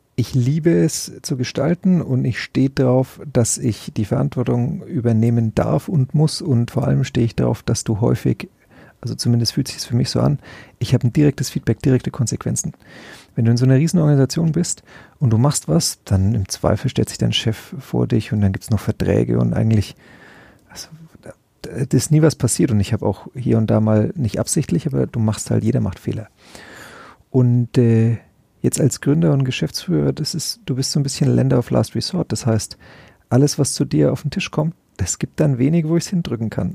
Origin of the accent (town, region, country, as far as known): Nuremberg area, Bavaria, Germany; born or raised there; now in Langenzenn, Germany